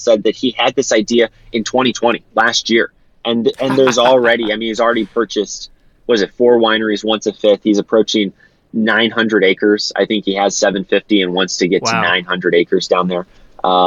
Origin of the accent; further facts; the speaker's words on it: Defiance, Missouri, United States; I grew up in Defiance, so not very far removed from Augusta